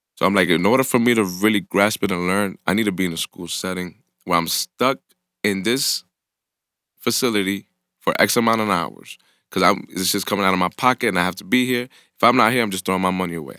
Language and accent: English; New York City, New York, United States; I grew up in the Bronx